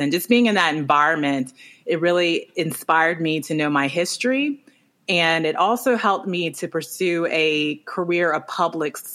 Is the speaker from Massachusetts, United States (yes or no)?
no; Baton Rouge, Louisiana, United States; I think uh, some of the fondest memories I have of growing up in Baton Rouge were on the weekends